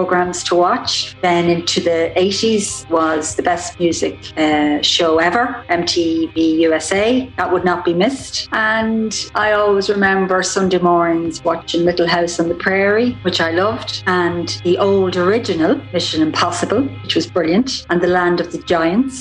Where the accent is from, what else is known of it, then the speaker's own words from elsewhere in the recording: Drogheda, County Louth, Ireland; I'm from Drogheda in County Louth, Ireland